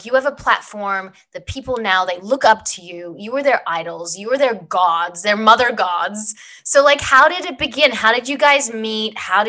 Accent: Australia; now in United States; Very small story is I was on Young and the Restless, came over from Australia, came to the States, didn't have a green card, didn't have anything.

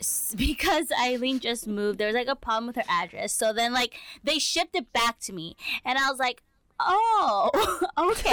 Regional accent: United States; as Asian American kids

